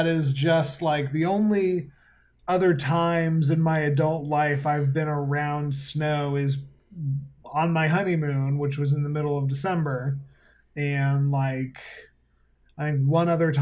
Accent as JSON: {"language": "English", "region": "Colorado", "country": "United States", "tie": "born or raised there", "moved": "yes", "lives_now": "Asheville, United States", "said": "I grew up in Colorado"}